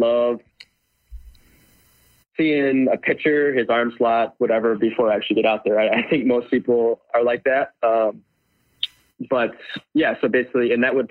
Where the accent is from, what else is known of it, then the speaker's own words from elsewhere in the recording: Michigan, United States; I'm from Michigan